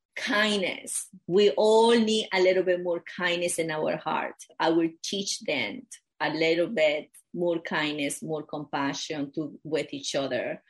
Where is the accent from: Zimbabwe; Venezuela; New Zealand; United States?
Venezuela; moved away; I grew up in Venezuela in a, a very small town